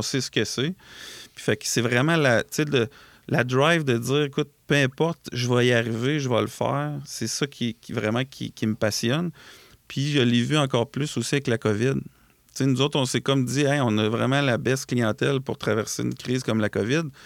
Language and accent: French; Lac-Etchemin, Quebec, Canada; on a un bureau dans Chaudière-Appalaches. Euh, qui est à la quête chemin en fait qui est un, c'est là d'où je viens en fait euh, moi et mon frère